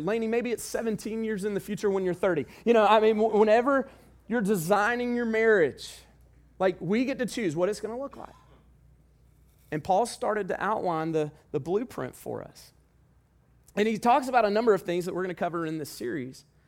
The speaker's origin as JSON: {"language": "English", "region": "the South", "country": "United States", "said": "we're from the South"}